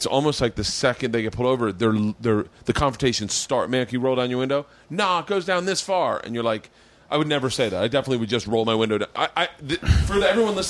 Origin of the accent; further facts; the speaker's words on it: the South, United States; moved away; I grew up in the South